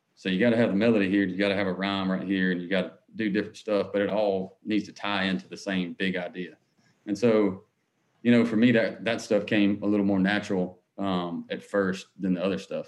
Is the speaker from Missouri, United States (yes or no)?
no; Harlem, Georgia, United States; moved away as an adult; now in Nashville, United States; I grew up in Harlem, Georgia, outside of Augusta.